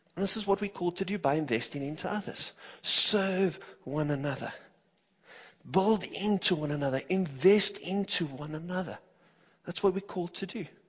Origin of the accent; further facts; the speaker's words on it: Johannesburg, Gauteng, South Africa; growing up in the Johannesburg, the south of Joburg area